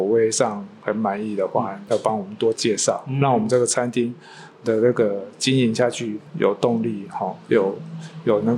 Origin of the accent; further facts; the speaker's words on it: Taiwan; 我们台湾